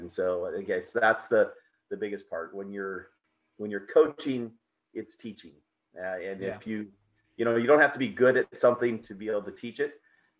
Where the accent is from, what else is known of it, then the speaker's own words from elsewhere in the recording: South Dakota, United States; So, like I said, in South Dakota, in small towns like that, everybody does a little bit of everyth